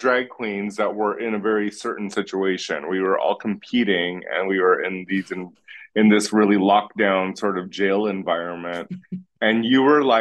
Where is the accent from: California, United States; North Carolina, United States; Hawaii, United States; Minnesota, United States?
California, United States; West Hollywood; growing up here in West Hollywood